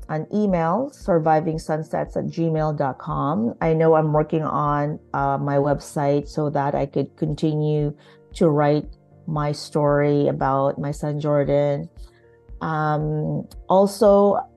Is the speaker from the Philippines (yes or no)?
yes; Philippines; now in Canada; raising my children, um, as Filipino Canadian immigrants.